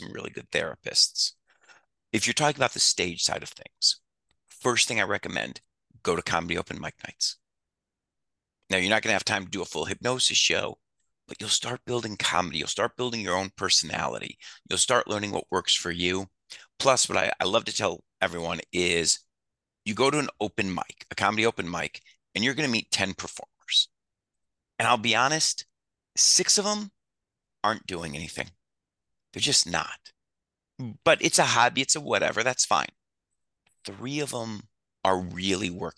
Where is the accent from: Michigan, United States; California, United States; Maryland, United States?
Michigan, United States; Detroit; moved away as an adult; also born or lived in New Orleans; now in Las Vegas, United States; I grew up in Detroit.